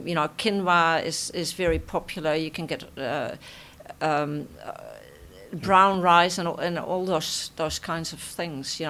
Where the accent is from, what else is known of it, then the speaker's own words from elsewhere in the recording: Netherlands; accent: Dutch; moved away; my Dutch accent